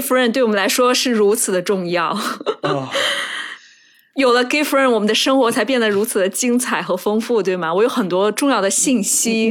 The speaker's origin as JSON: {"language": "Chinese", "region": "Shandong", "country": "China", "tie": "born or raised there", "moved": "yes", "said": "我小时候是生活在山东嘛"}